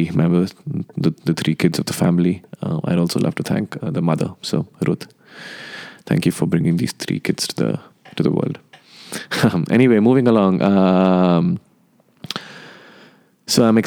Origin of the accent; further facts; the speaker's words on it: Nepal; also born or lived in India; now in Los Angeles, United States; I am from India and I grew up in Nepal.